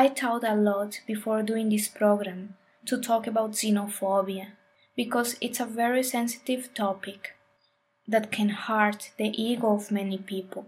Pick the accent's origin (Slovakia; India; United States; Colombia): Colombia; I grew up in Colombia in a family with a mind a little close to new ideas or paradigms